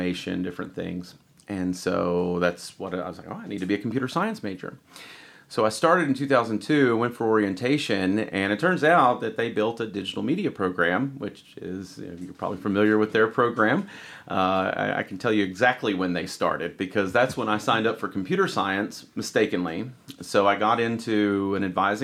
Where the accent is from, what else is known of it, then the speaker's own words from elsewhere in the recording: Elizabethton, Tennessee, United States; I grew up in Elizabeth and Carter County